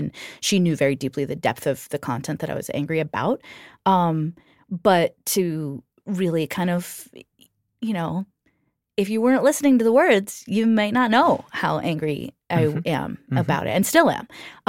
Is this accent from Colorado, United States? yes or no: no; New Jersey, United States; when I was a teenager, I had a friend in the town I grew up in New Jersey